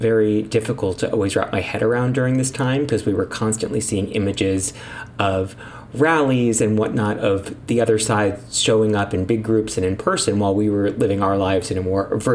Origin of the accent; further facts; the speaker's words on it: Florida, United States; someone from Florida